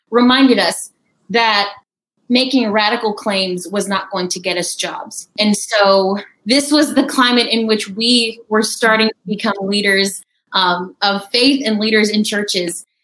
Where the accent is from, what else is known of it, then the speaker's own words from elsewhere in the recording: India; also born or lived in Texas, United States; I grew up. I was born in Texas um, and grew up in India. My parents are missionaries there for 14 years.